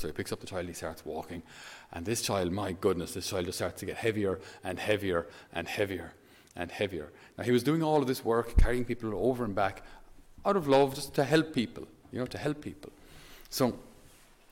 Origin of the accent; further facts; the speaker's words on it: Thurles, Munster, Ireland; he studied in the seminary in my hometown in Thurles. So when I was a little boy